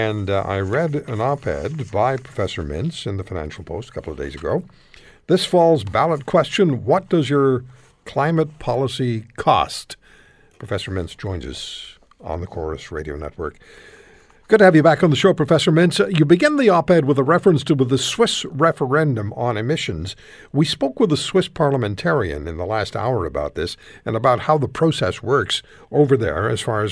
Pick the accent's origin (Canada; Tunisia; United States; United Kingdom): Canada; I'm Canadian